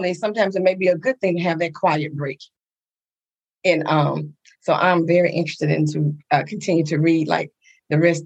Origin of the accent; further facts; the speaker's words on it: Coushatta, Louisiana, United States; we grew up in Little Coushatta, Louisiana